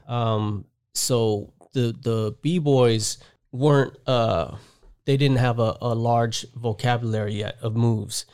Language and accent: English; Panama; also born or lived in Las Vegas, Nevada, United States; now in Southern California, United States; I was born in Vegas, raised in Panama. I moved to Panama when I was, like, two or three months old.